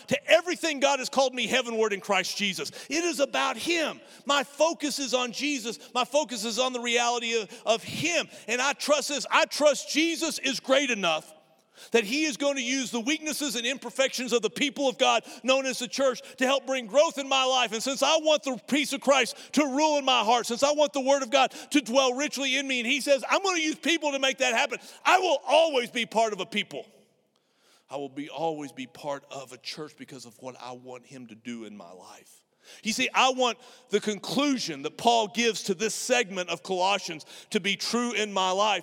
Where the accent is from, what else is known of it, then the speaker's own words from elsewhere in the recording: United States; I'm an American